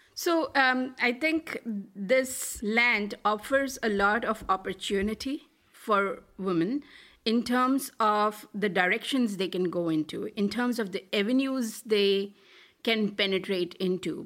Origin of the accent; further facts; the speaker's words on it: Delhi, India; moved away as an adult; also born or lived in Malaysia; I grew up in Delhi and, uh, did my P H D from, you know, Delhi University